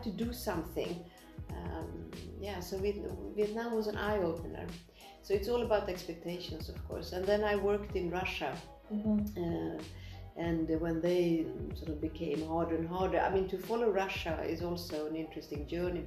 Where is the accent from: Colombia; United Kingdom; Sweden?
Sweden; moved away as an adult; also born or lived in Soviet Union; now in Tirana, Albania; I also grew up in Sweden in the 70s